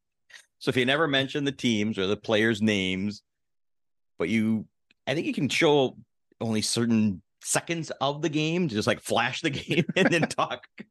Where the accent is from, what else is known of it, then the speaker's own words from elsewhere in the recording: Milwaukee, Wisconsin, United States; I grew up in Milwaukee